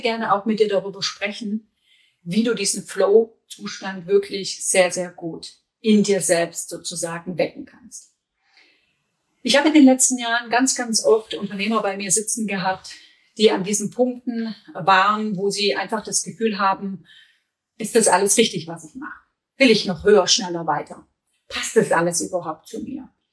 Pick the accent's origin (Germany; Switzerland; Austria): Germany; bei uns in Deutschland